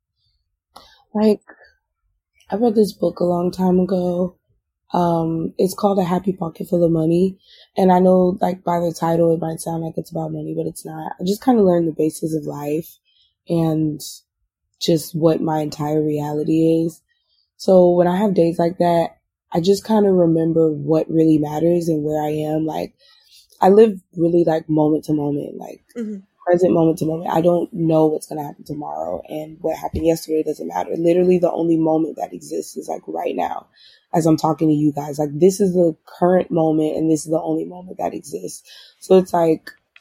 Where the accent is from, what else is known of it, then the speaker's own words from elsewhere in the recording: Florida, United States; I'm from Florida